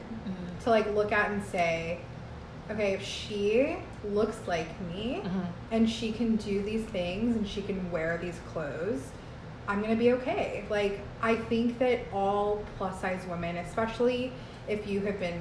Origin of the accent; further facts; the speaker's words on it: Austin, Texas, United States; now in San Antonio, United States; I'm from Austin, I'm 29 years